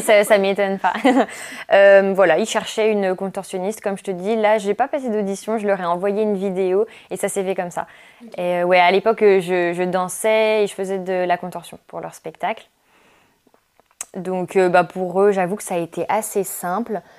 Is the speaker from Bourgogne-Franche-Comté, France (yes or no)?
yes; Jura, Bourgogne-Franche-Comté, France; moved away as an adult; je suis originaire du Jura.